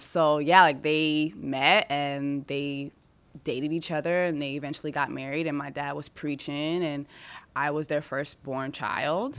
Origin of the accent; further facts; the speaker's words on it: Montreal, Quebec, Canada; I was born in Montreal, Canada, which a lot of Haitians go to because it's French speaking